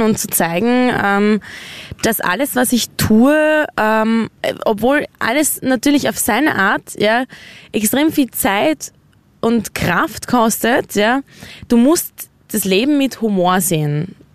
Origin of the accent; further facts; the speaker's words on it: Austria; wir als Österreicher